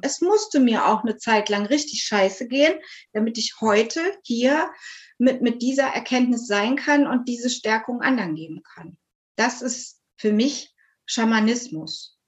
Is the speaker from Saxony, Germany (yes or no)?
no; near Cologne, North Rhine-Westphalia, Germany; ich bin aus der Nähe von Köln